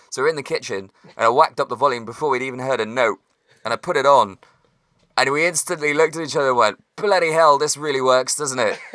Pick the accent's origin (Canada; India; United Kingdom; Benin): United Kingdom; West Country, South West England; It's because I'm from the West Country